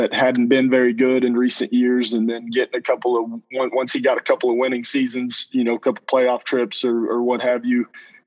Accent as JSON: {"language": "English", "town": "Lampasas", "region": "Texas", "country": "United States", "tie": "born or raised there", "also_born_or_lived": "Canton, Texas / Houston, Texas", "said": "I've born and raised in Texas from pre-K through my freshman year. I grew up here in Lampasas"}